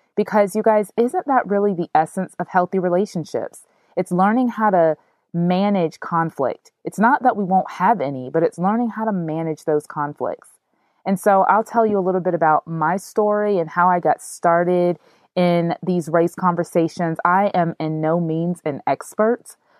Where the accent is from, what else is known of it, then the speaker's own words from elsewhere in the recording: United States; I am an African American woman.